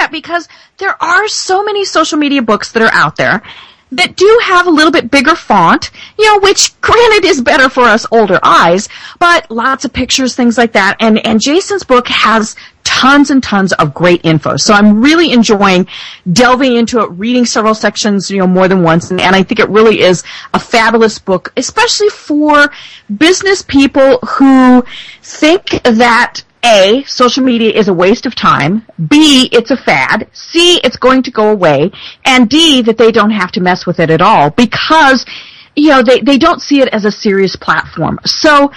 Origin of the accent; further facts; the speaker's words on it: Colorado, United States; I'm from Colorado